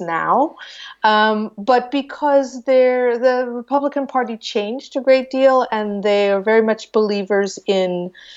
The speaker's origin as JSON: {"language": "English", "region": "Iowa", "country": "United States", "tie": "born or raised there", "moved": "as an adult", "lives_now": "Lisbon, Portugal", "said": "I grew up in Iowa in a very small town"}